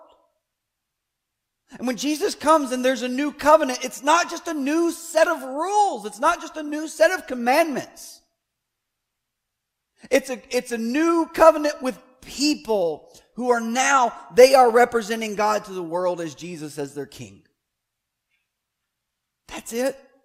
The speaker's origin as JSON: {"language": "English", "country": "United States", "said": "as an American"}